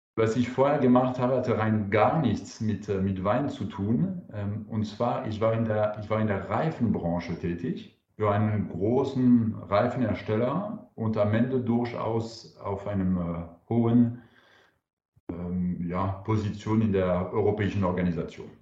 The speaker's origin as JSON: {"language": "German", "country": "France", "second_language": "German", "moved": "yes", "lives_now": "Karlsruhe, Germany", "said": "Ich bin Franzose."}